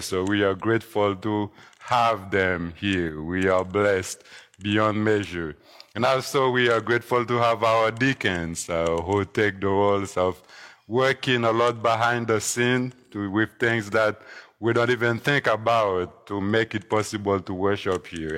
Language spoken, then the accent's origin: English; Haiti; moved away; growing up in Haiti when I was younger